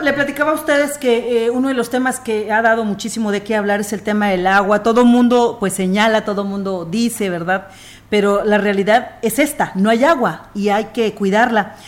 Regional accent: San Luis Potosí, Mexico; como buenos potosinos nos lo sabemos en, aquí en la región huasteca

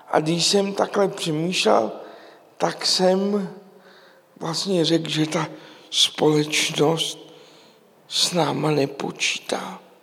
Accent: Prague, Czechia; já jsem vyrůstal v Praze v jedličkárně

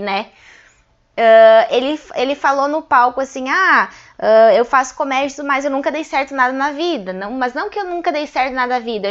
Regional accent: Passo Fundo, Rio Grande do Sul, Brazil; also born or lived in Cachoeirinha; eu sou natural de Cachoeirinha. Com três anos fui para Passo Fundo e aí fiquei lá.

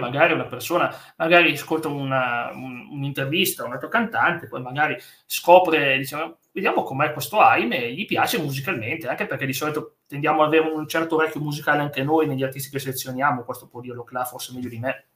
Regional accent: Turin, Piedmont, Italy; sono di, più o meno anch'io di Torino

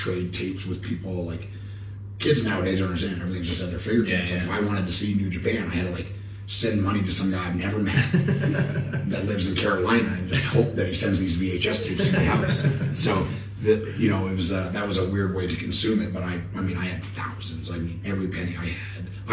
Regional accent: Canada; me and my friends, we grew up in Canada

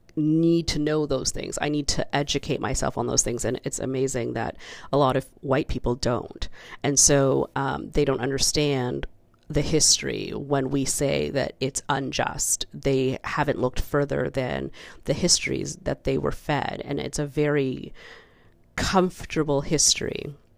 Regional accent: Canada; as a child growing up in the Canadian school system

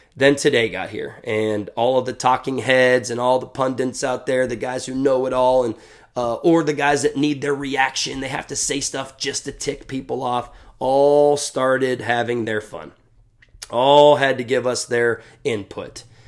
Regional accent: Ohio, United States; we're from Ohio.

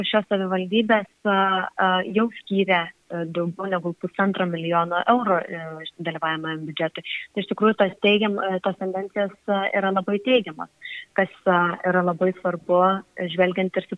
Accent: Šilutė, Klaipėda County, Lithuania; now in Vilnius, Lithuania; aš gyvenu Vilniuje, bet pati esu šilutiške.

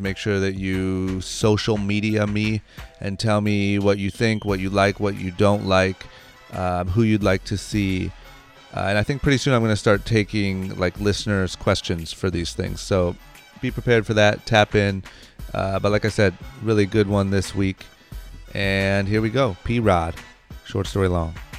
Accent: Akron, Ohio, United States; now in California, United States; when I was growing up, I'm from Akron, Ohio

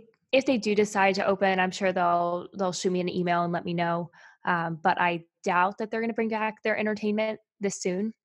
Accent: Albemarle, North Carolina, United States; moved away; I'm actually from Albemarle, North Carolina.

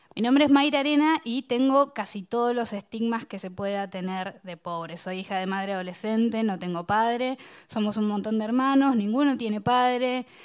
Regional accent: Bahía Blanca, Buenos Aires Province, Argentina; born or raised there

